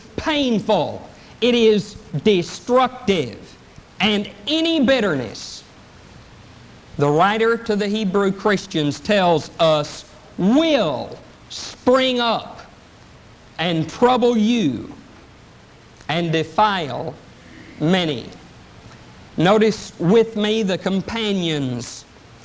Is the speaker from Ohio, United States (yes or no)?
no; East Texas, United States; I'm from East Texas